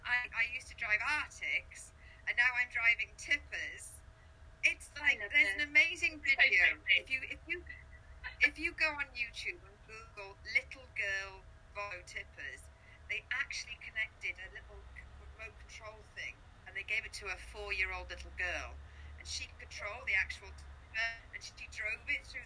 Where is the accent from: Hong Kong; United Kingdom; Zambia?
United Kingdom; Caerphilly, Wales; I am from Caerphilly, so I am Welsh. I just haven't got a strong accent